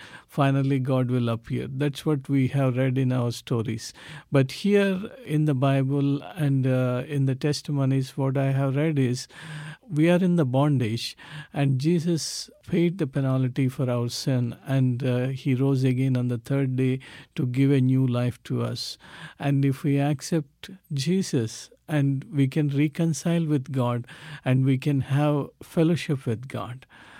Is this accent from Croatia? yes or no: no; South India, India; English is a second language; moved away as an adult; So I moved from South India to northern part of India in 1996.